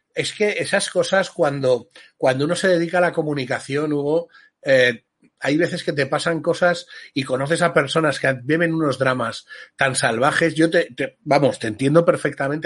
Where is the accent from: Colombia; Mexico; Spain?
Spain; somos españoles